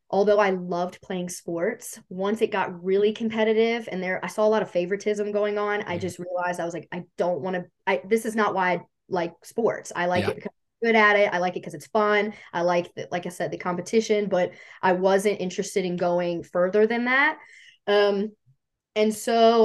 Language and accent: English; Bridgewater, Virginia, United States; now in Harrisonburg, United States; I am originally from Bridgewater, Virginia. I'm obviously in Harrisonburg now, which is like 25 minutes up the road